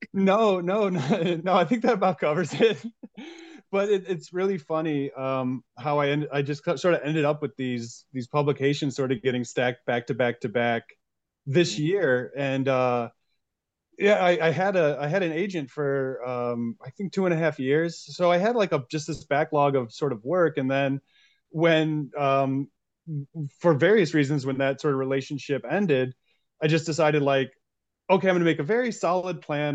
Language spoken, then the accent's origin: English; DeKalb, Illinois, United States; born and raised in DeKalb, Illinois